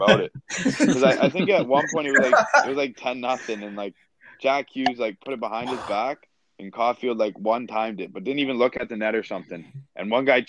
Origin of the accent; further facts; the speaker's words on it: Toronto, Ontario, Canada; also born or lived in Cleveland, Ohio; Moved back to Toronto. And I grew up here